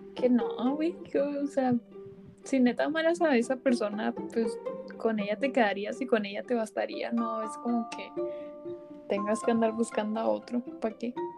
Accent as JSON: {"language": "Spanish", "country": "Mexico", "said": "Somos mexicanos"}